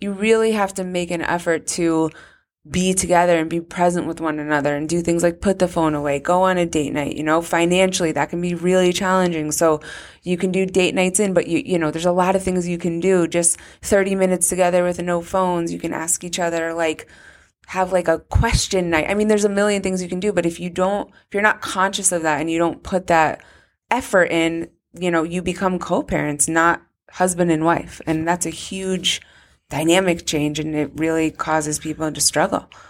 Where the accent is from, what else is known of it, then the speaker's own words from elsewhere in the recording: Weston, Connecticut, United States; I was from Weston